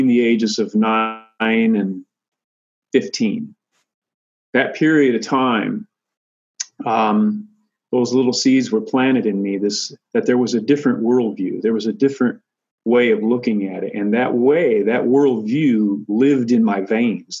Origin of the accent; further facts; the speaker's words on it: Michigan, United States; Having grown up far away from my Lakota ancestors and relatives, I grew up in Michigan, far away from them